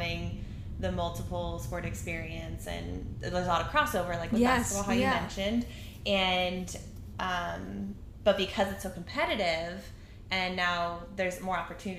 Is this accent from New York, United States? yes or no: no; Idaho, United States; I'm from Idaho.